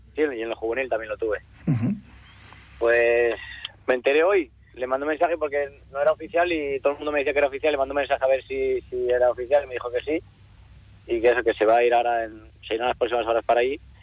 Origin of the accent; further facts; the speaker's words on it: Asturias, Spain; moved away as an adult; also born or lived in Cantabria; Era mi primer año que salí yo de de Asturias